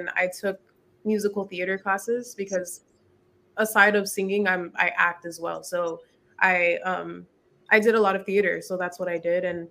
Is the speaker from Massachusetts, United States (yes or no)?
no; San Diego, California, United States; I grew up in Southeast